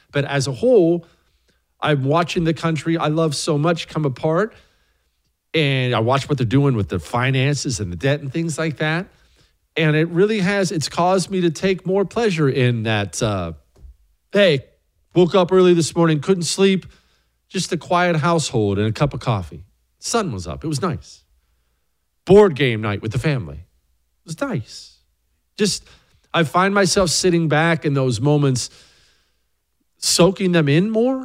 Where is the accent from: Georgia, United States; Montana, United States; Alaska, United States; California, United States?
Montana, United States; Bozeman; my hometown of Bozeman, Montana.